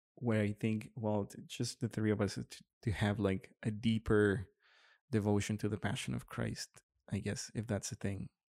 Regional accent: Monterrey, Nuevo León, Mexico; in Monterrey as well, in my hometown

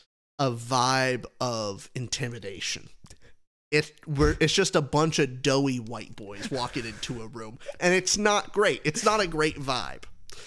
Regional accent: New Mexico, United States; I'm from New Mexico.

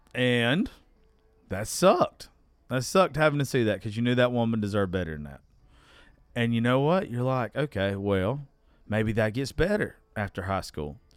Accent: United States; I'm from Dodge County

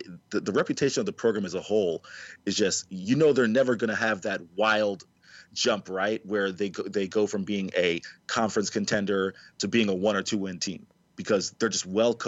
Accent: the South, United States; also born or lived in the Midwest; as a Southerner

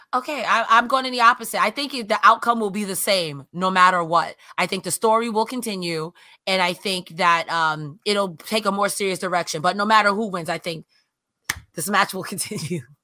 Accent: United States; I'm from America

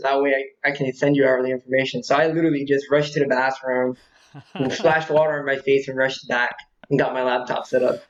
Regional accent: Atlantic City area, New Jersey, United States; also born or lived in Vineland, New Jersey / Ventnor, New Jersey; I was born in Jersey, South Jersey, in a little country area called Vineland. I basically lived there until I was about three

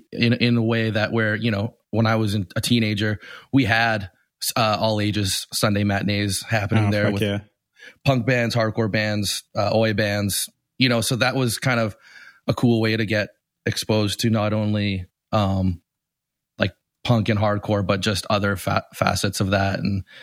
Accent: Winnipeg, Manitoba, Canada; I grew up in Winnipeg, which is a small city in the middle of Canada. The closest big city would have been like Minneapolis.

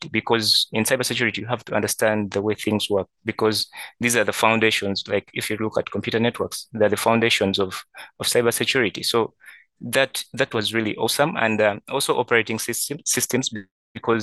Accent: Kampala, Central Region, Uganda; from Kampala, Uganda

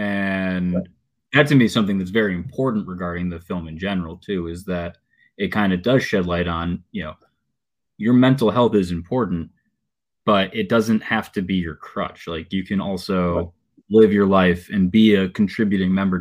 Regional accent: Chicago, Illinois, United States; I'm an actor from Chicago, 29 years old

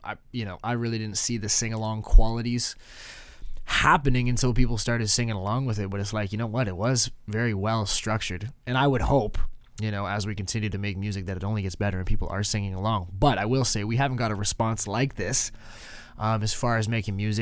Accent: Canada; I'm Canadian

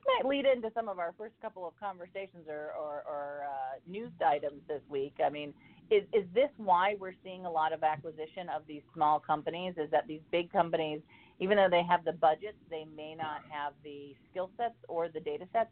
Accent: Ohio, United States; now in North Carolina, United States; my hometown of Ohio

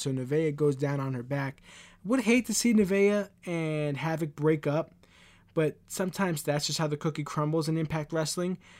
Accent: New York City, New York, United States; I'm from Queens, New York

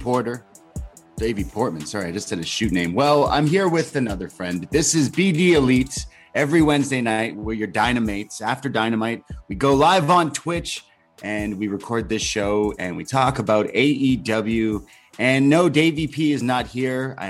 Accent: Canada; I'm a Canadian

